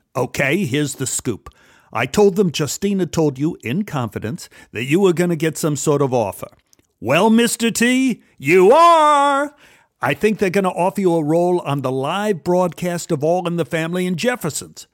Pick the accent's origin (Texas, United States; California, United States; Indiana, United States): Texas, United States; Dallas; Growing up in Oak Cliff, television was the window to my world